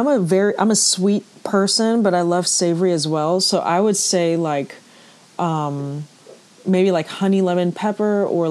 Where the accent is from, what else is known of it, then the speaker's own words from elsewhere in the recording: Port of Spain, Trinidad & Tobago; born there; So I was born in, I guess, Port of Spain General Hospital, which is in the city.